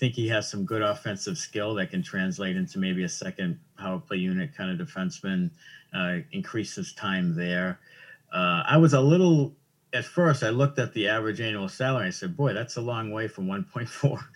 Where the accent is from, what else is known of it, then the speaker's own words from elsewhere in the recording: Waltham, Massachusetts, United States; I'm from Waltham, it's a big hockey you know town.